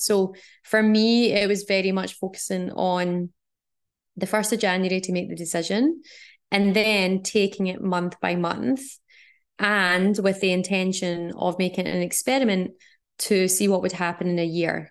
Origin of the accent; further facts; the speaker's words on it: Scotland, United Kingdom; moved away; also born or lived in Australia; growing up in Scotland and living in Australia